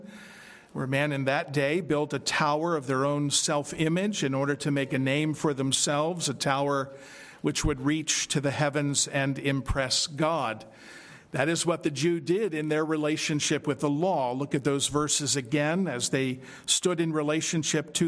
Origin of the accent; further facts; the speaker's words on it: Philadelphia, Pennsylvania, United States; growing up in Philadelphia